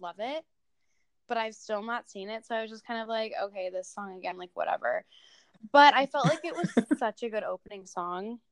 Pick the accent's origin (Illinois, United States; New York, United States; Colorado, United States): Illinois, United States; moved away as an adult; now in Texas, United States; I'm from Illinois, for those of you who don't know, but I go to school in Texas